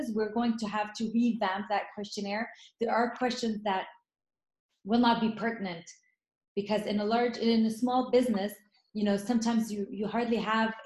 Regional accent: Lebanon; moved away; born in Lebanon. I grew up through the war

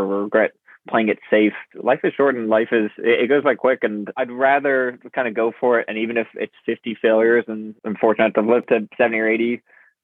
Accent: Charleston, South Carolina, United States; I was living kind of on a beach growing up in Charleston, South Carolina, this island, Sullivan's Island

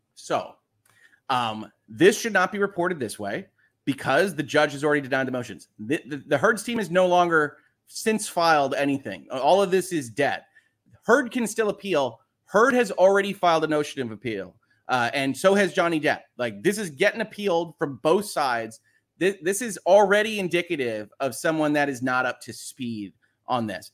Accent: United States; I am an American

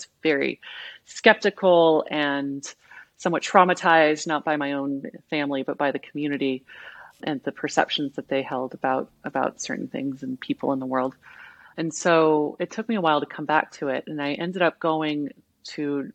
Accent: Southwest Missouri, United States; I grew up in Southwest Missouri

